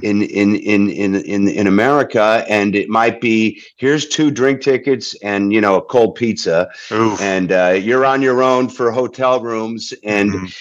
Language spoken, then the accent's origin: English; Holyoke, Massachusetts, United States; my hometown of of Holyoke, Massachusetts, in Western Mass